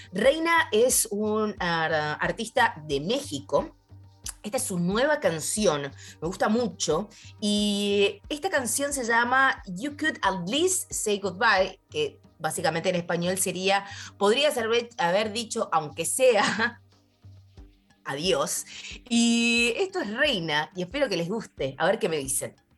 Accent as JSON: {"language": "Spanish", "region": "Mendoza", "country": "Argentina", "tie": "born or raised there", "moved": "yes", "said": "de Cuyo, de mi tierra hermosa que me vio nacer, Mendoza"}